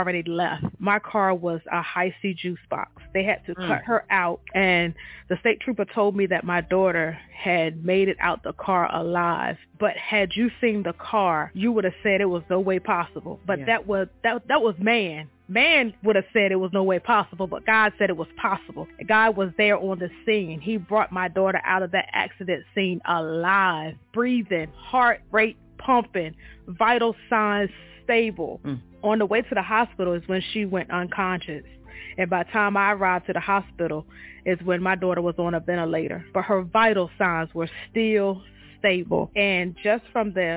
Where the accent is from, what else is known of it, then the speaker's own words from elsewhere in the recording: Eastern Shore, Virginia, United States; now in Portsmouth, United States; I'm from the Eastern Shore, Virginia. I reside in Portsmouth, Virginia